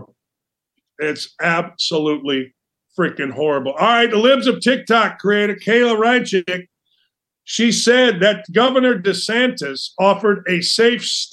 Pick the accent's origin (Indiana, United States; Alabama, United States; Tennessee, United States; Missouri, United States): Indiana, United States; Gary; growing up in Gary, Indiana, I was a Bears fan